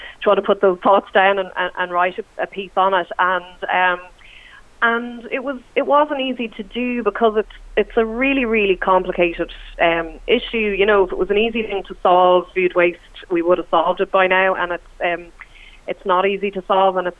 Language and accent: English; United States; now in Ireland; being American